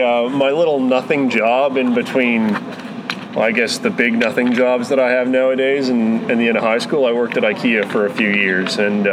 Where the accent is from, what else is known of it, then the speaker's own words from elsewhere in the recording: Edmonton, Alberta, Canada; Born and raised in Edmonton.